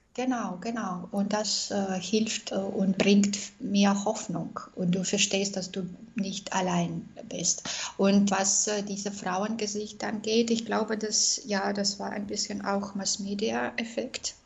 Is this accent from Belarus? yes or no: yes; Minsk, Belarus; German is a second language; moved away as an adult; also born or lived in Austria; ich bin aus Belarus.